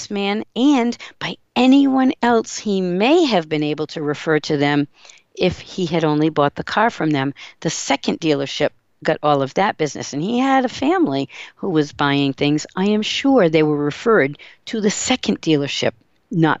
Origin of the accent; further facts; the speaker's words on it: Seekonk, Massachusetts, United States; I grew up in Massachusetts in a little town called Seekonk, Massachusetts.